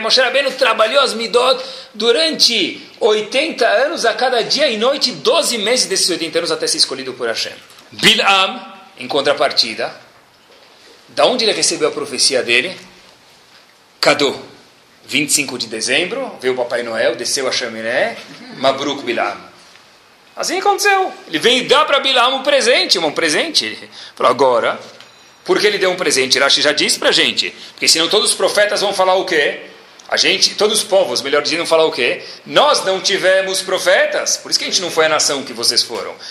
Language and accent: Portuguese; Brazil; also born or lived in United States; sou brasileiro